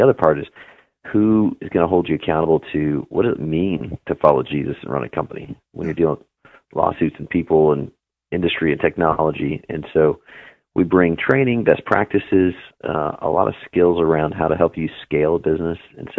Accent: Juneau, Alaska, United States; also born or lived in Anchorage; Juneau and Anchorage mostly.

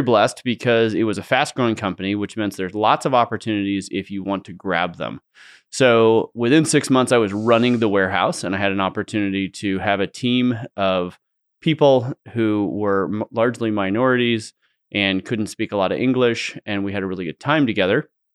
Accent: San Francisco Bay Area, California, United States; now in Idaho, United States; I grew up in the San Francisco Bay Area.

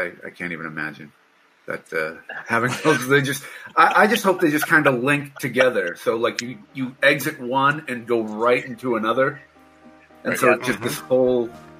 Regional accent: Massachusetts, United States; moved away; I grew up in Massachusetts.

